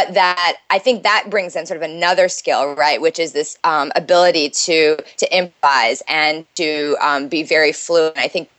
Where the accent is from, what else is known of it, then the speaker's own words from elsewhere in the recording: Midwest, United States; now in New York City, United States; So I live in New York City. I'm originally from the Midwest, but I've lived in New York since college.